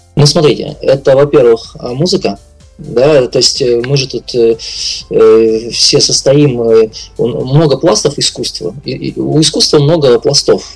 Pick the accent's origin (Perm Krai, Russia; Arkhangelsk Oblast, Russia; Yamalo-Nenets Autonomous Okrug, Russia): Yamalo-Nenets Autonomous Okrug, Russia; Labytnangi; я из Лабутнана родом, э, из крайнего севера